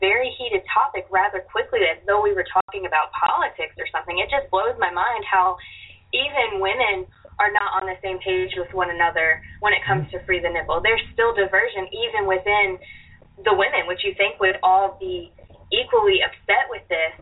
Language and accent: English; New Orleans, Louisiana, United States; I grew up in the Gulf of Mexico and New Orleans